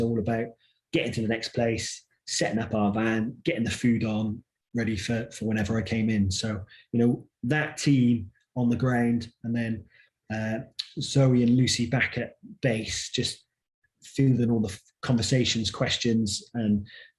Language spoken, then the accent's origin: English; Torquay, South West England, United Kingdom; my hometown of Torquay